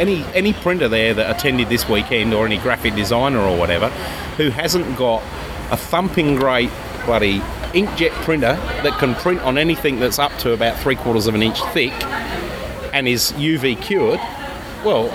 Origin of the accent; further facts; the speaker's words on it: England, United Kingdom; accent: Pommy; now in Australia; It's my Pommy accent.